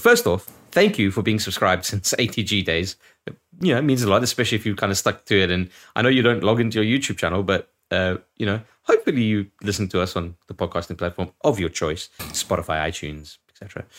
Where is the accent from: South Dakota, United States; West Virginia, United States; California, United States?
South Dakota, United States; At my home state of South Dakota being mentioned, I'm biased